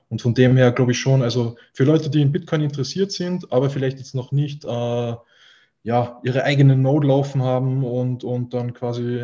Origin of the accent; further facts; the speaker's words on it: Austria; natürlich einfach äh, eine, eine, große Sache auch bei uns in Österreich.